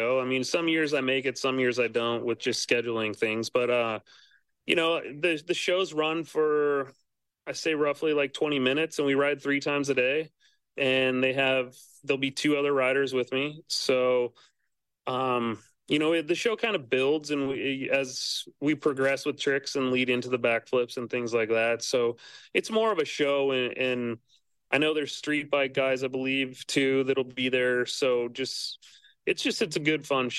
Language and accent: English; Montana, United States; I was born and raised in Montana.